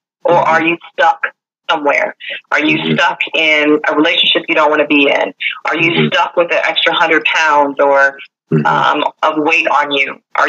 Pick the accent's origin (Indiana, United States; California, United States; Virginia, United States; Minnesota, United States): Virginia, United States; Richmond; Born and raised in Richmond, Virginia.